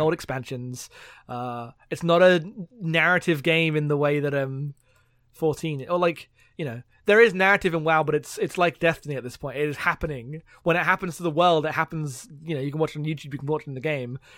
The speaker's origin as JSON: {"language": "English", "region": "London", "country": "United Kingdom", "tie": "born or raised there", "moved": "yes", "said": "I grew up in London, so, like, my hometown's like, damn, look at all the, like, gentrification that's happened here"}